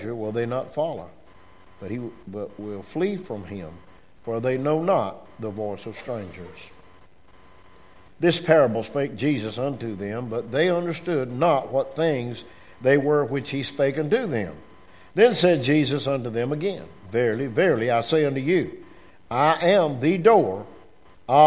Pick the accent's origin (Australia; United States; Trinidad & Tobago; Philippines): United States; I was born in America